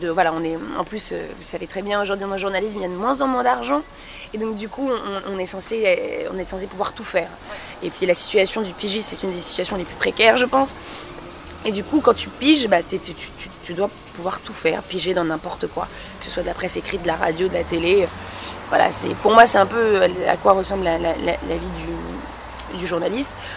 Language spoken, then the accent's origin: French; France; je suis d'origine marocaine et je suis née en France